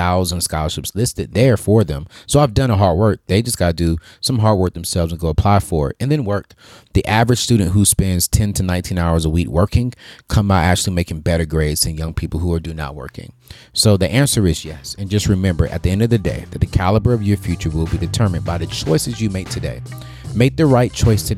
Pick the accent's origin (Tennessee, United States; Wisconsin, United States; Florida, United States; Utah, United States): Tennessee, United States; moved away; back in my home state, Tennessee